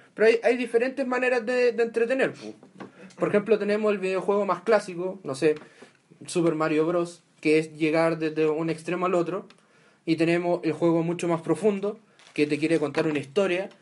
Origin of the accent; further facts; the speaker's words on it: Santiago, Santiago Metropolitan Region, Chile; somos los tres de Santiago